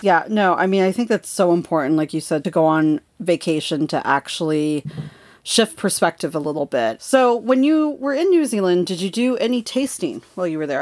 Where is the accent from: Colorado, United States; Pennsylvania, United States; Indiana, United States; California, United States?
California, United States; Los Angeles; moved away; I grew up in Los Angeles